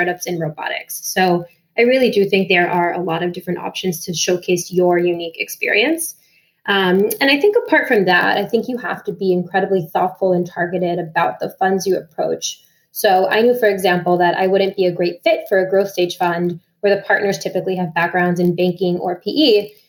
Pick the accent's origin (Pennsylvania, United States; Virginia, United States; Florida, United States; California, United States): Florida, United States; Miami; moved away; I'm from Miami originally